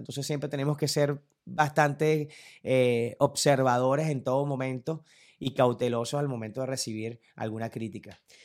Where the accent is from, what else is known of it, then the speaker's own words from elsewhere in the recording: Turén, Portuguesa, Venezuela; mi mamá era directora de una Casa de la Cultura del pueblo donde yo vivía, en Turén, de donde soy realmente